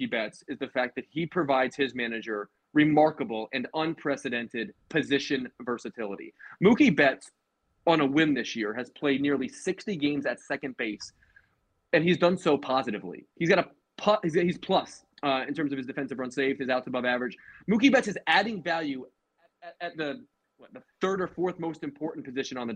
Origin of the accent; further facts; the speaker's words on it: Philadelphia, Pennsylvania, United States; Um, um, my hometown no? Phillies are, have to have to be on this list.